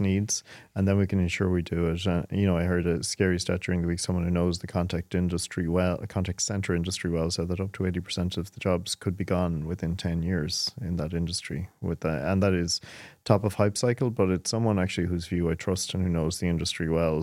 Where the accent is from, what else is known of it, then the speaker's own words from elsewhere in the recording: Ireland; growing up in Ireland.